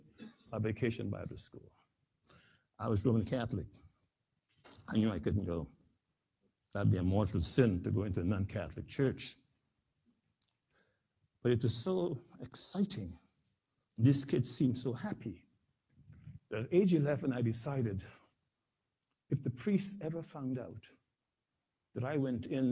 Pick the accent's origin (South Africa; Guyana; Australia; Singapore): Guyana; came to Guyana, the country in which I was born in South America